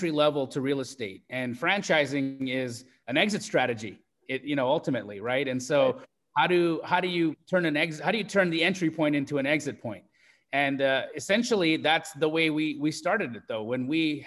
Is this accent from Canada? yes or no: yes; Canada; moved away as an adult; also born or lived in Los Angeles, United States; now in Phoenix, United States; I grew up in Canada, but I moved from Canada to LA in 2012. In 2008